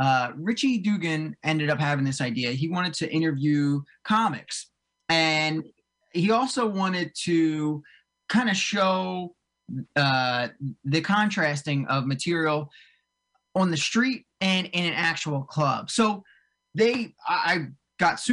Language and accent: English; Cherry Hill, New Jersey, United States; now in Morristown, United States; I grew up in South Jersey. I grew up right outside of like Cherry Hill, way down south, and I live up in like right north of Morristown